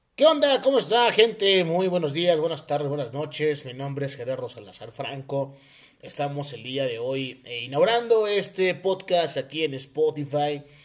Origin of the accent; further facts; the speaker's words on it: Oaxaca, Mexico; also born or lived in Puebla; Yo soy de Oaxaca, pero estudié en Puebla, como pues muchos oaxaqueños lo hacemos